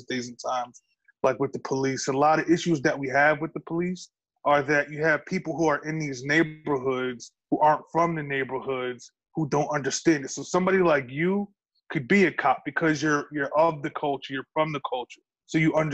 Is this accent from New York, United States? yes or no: yes; New York, United States; I'm a New Yorker